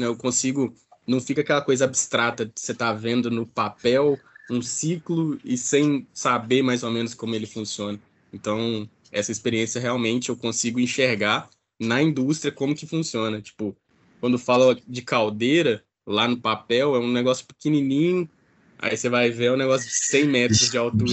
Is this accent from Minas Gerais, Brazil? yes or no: yes; Ipatinga, Minas Gerais, Brazil; eu sou daqui da, da região, né, de Patinga